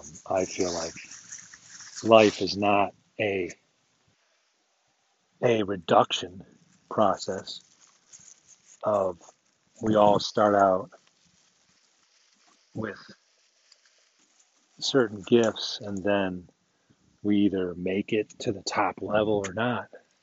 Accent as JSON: {"language": "English", "country": "United States", "said": "I'm American"}